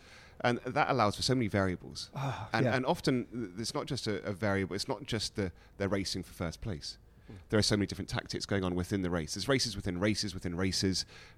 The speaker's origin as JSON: {"language": "English", "country": "United Kingdom", "said": "I think that I'd done 4 Tour de France as the only British cyclist in the Tour."}